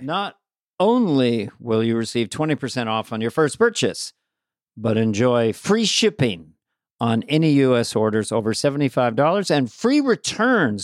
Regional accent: San Carlos, California, United States; also born or lived in Montana; from Montana, but I grew up in the peninsula, uh, San Carlos, ha, twenty miles south of San Francisco

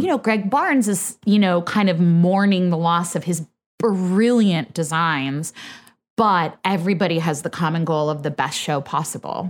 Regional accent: Bay Area, Northern California, United States; moved away; I'm from the Bay Area, Northern

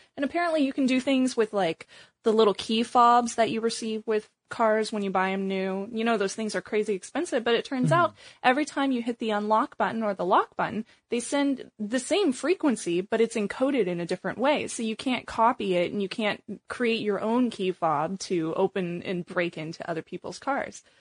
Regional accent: Missouri, United States; now in Bay Area, United States; I grew up in Missouri

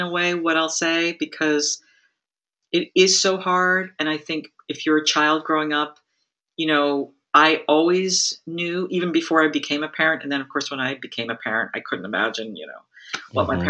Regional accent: Massachusetts, United States; I grew up in Massachusetts

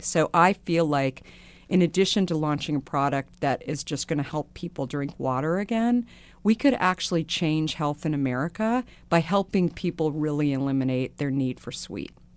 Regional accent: Arizona, United States; So I grew up in Arizona

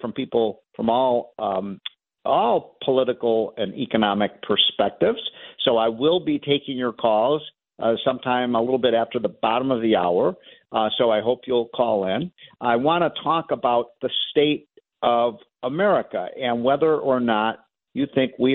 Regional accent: Chicago, Illinois, United States; my hometown of Chicago that I love. I basically grew up, folks, in Wrigley Field

